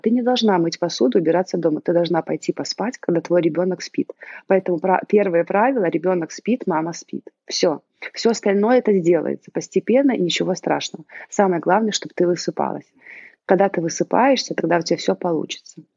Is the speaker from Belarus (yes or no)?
yes; Belarus; moved away as an adult; also born or lived in Italy; now in Milan, Italy; я родилась в Беларуси и проживаю в Италии уже э, с 2008 года, то есть уже практически 15 лет